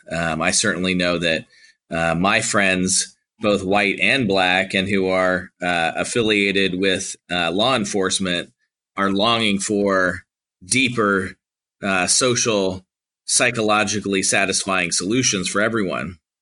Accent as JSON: {"language": "English", "region": "California", "country": "United States", "moved": "yes", "lives_now": "Georgia, United States", "said": "I'm a Republican from California."}